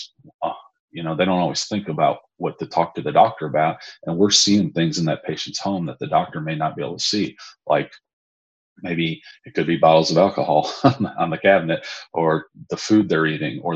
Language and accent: English; McKinney, Texas, United States; also born or lived in Chicago; I'm originally from McKinney, Texas, just north of Dallas